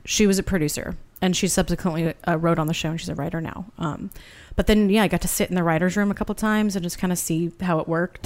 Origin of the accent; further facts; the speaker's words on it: Santa Barbara, California, United States; moved away as an adult; also born or lived in Boston; now in Los Angeles, United States; I'm originally from Santa Barbara